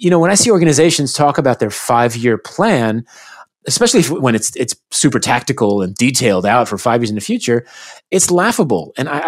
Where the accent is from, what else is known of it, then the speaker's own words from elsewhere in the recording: United States; I grew up in the United States, and sadly, especially today, humility is in short supply in the United States.